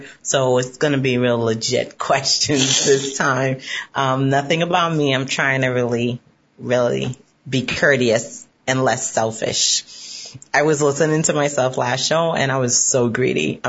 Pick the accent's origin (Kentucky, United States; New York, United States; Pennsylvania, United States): New York, United States; New York City; being a New Yorker